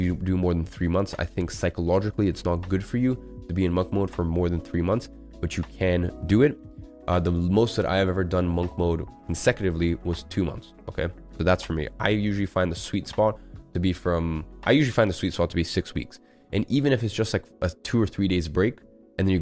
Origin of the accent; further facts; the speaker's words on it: London, United Kingdom; moved away as an adult; now in Dubai, United Arab Emirates; I was used to growing up in London for 17 years